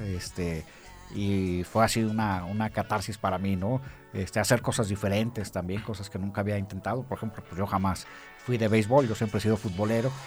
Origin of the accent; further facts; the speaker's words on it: Aguascalientes, Mexico; moved away as an adult; yo desde que me salí de aquí de Aguascalientes